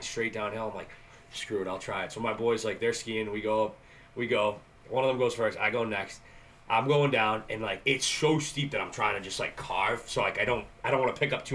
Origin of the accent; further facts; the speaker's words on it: Canton, Massachusetts, United States; I grew up in Blue Hills. In Canton